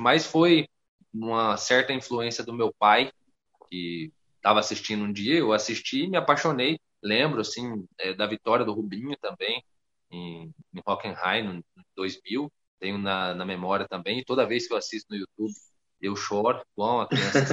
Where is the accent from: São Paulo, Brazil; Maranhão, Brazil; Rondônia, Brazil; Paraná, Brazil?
Rondônia, Brazil; Sou da região norte, sou de Rondônia